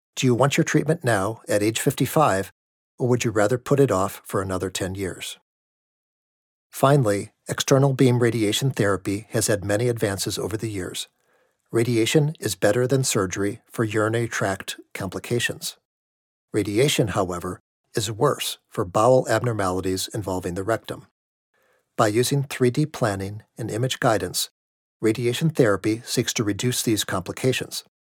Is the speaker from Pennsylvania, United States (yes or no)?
no; outside of Milwaukee, Wisconsin, United States; moved away; I grew up outside of Milwaukee